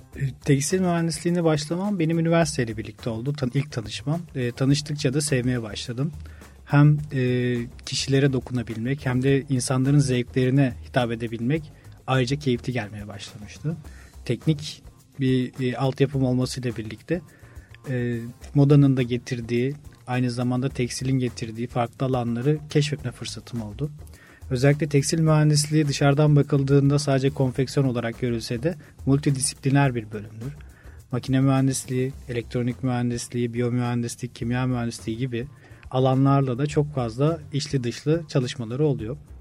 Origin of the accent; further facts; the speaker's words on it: Orhangazi, Bursa, Turkey; moved away as an adult; also born or lived in Samsun; now in Istanbul, Turkey; İlk ve orta öğretimi Bursa Orhan Gazi'de tamamladım